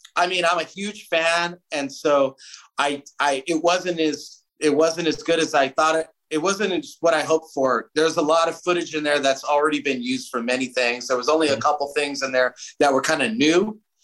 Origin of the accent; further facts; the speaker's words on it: Southern California, United States; We we grew up in Southern California